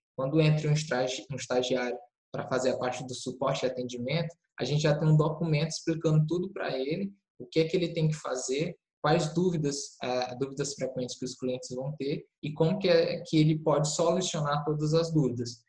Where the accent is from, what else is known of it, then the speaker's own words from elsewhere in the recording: Teresina, Piauí, Brazil; eu sou de Teresina, Piauí